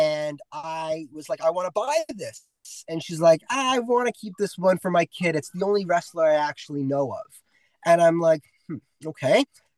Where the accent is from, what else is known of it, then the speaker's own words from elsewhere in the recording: Toronto, Ontario, Canada; I'm from Toronto